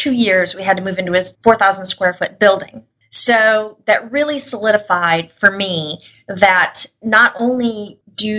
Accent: Buffalo, New York, United States; moved away as an adult; also born or lived in Tennessee; I grew up in Buffalo, like I said, and everybody knows it's cold there

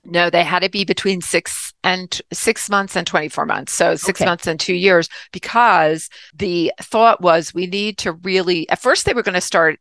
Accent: New Jersey, United States; I grew up in New Jersey

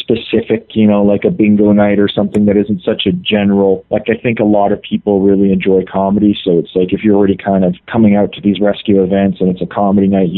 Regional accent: Canada; moved away; I'm from Canada originally

